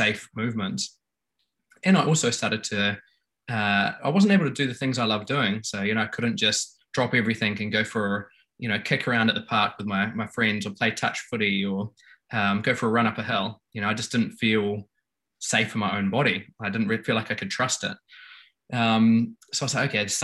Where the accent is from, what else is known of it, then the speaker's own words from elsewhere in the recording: New Zealand; I grew up in New Zealand, playing all the New Zealand Kiwi sports